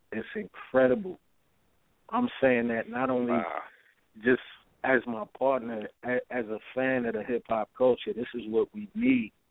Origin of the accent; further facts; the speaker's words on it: Philadelphia, Pennsylvania, United States; I'm from Philly